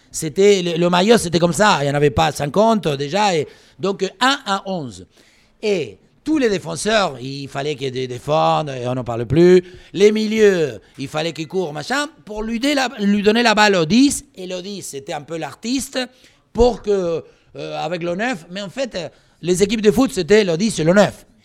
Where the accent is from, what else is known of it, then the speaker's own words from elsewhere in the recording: Pampas, Argentina; French is a second language; moved away as an adult; now in France; moi, je venais de la Pampa, encore une fois, les chevaux, les vaches et les moutons, la tour Eiffel.